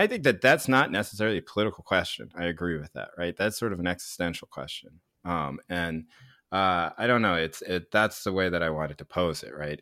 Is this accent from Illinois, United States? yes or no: no; Chapel Hill, North Carolina, United States; Where I grew up in North Carolina